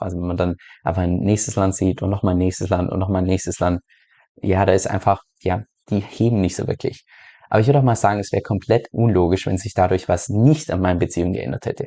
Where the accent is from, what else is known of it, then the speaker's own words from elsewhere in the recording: Germany; moved away as an adult; aus Deutschland ausgewandert bin